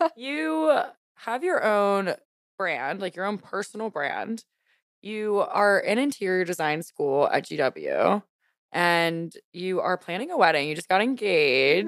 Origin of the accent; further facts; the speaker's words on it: Louisiana, United States; I grew up in Louisiana.